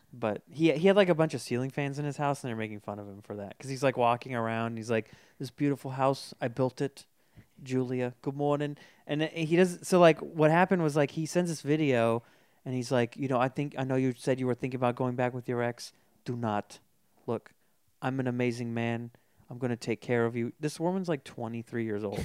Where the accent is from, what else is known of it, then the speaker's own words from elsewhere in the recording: Folsom, California, United States; I, I grew up in Folsom